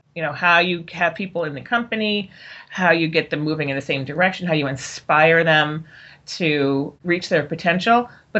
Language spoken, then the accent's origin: English; East Coast / New England, United States; moved away as an adult; also born or lived in Minnesota / Los Angeles, California; now in San Francisco Peninsula, United States; So I was born on the East Coast and then went to college in the Minnesota, the wilds of Minnesota, because I really felt I should get out of New England